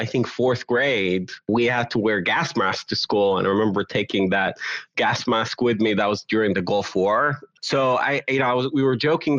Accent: Netanya, Central District, Israel; moved away as an adult; also born or lived in Conway, Arkansas / Memphis, Tennessee / Jerusalem; now in Asheville, United States; So I'm originally from Israel, from a city called Netanya, which is about 30 minutes north of Tel Aviv. I came to the U.S. in late 2009. I actually was here before, and I think around 2004, 2005, for a year and a half.

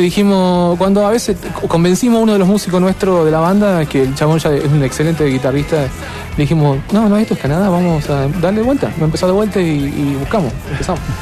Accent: Argentina; Yo como argentino

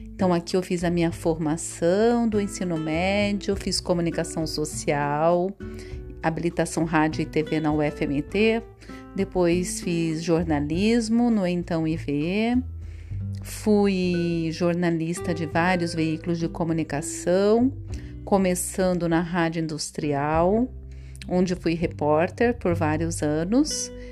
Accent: Chapada dos Guimarães, Mato Grosso, Brazil; also born or lived in Perdilândia, Minas Gerais; now in Cuiabá, Brazil; Aos quatro anos, fui levada para Chapada dos Guimarães, junto com a minha numerosa família

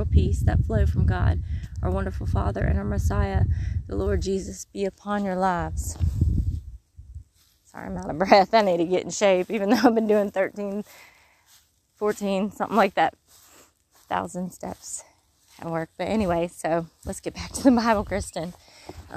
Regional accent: Mississippi, United States; accent: Mississippi; moved away; When I come back to Mississippi, I don't even get to Mississippi. I'm like in Alabama, and I'm already saying y'all a little more with the Mississippi sound.

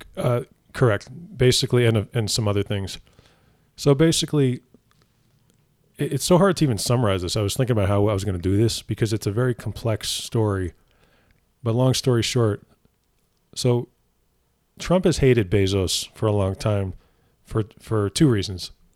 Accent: New Jersey, United States; I'm from New Jersey.

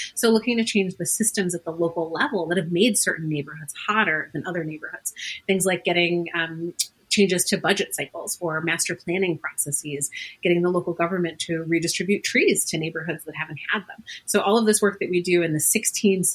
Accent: New York City, New York, United States; moved away as an adult; now in Boston, United States; I grew up in a really fantastic neighborhood. I'm originally from Queens, New York

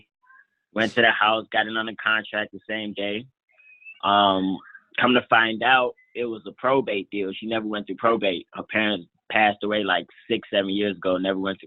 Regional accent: Atlanta, Georgia, United States; moved away; Atlanta right now, which is actually like my hometown

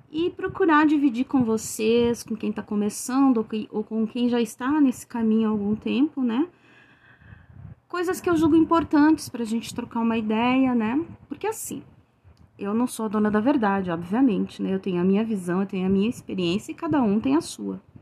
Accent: Rio Grande do Sul, Brazil; eu sou do Rio Grande do Sul.

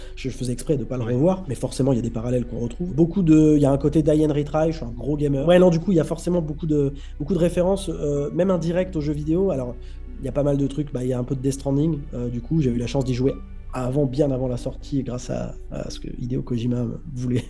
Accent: Cannes, Provence-Alpes-Côte d'Azur, France; moved away as an adult; also born or lived in Paris; je suis né à Cannes. Euh, à 18 ans, je suis monté à Paris

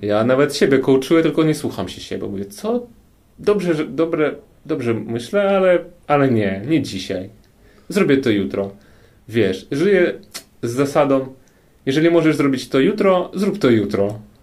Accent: Kyiv, Ukraine; Polish is a second language; now in Warsaw, Poland; jestem z Ukrainy i jestem z Kijowa, ze stolicy

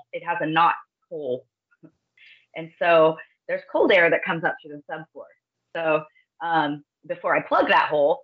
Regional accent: Northern California, United States; also born or lived in Orange County, California; I grew up in the foothills of Northern California where the gold rush happened

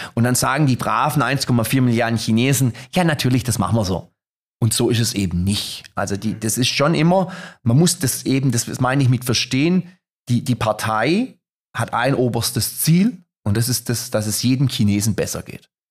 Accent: Germany; als Europäer, als Deutscher

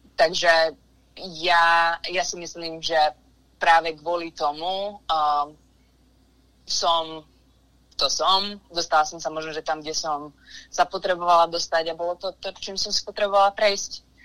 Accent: Liptovský Mikuláš, Žilina Region, Slovakia; moved away as an adult; now in United States; som vyrastala v Liptovskom Mikuláši

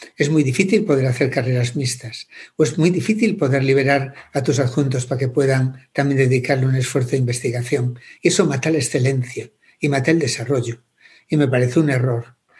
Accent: Santa Comba, Galicia, Spain; also born or lived in Santiago de Compostela; yo soy de Santa Coma, de un pueblecito pequeñito de Galicia

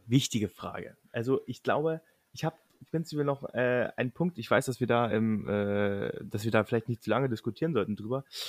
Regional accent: Lusatia, Germany; wir kommen aus der Region, da wo Quark mit Leinöl herkommt.

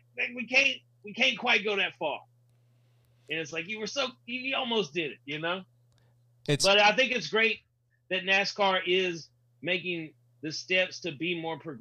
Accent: the South, United States; I grew up in the South

